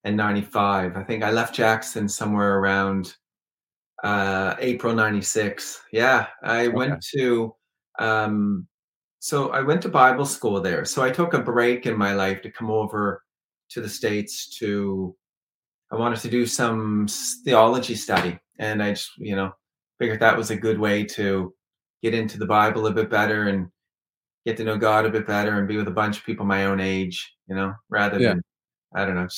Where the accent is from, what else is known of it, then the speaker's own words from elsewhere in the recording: Kenya; moved away; also born or lived in Canada; I've grown up in both countries, probably 70% in Kenya and then the rest in Canada.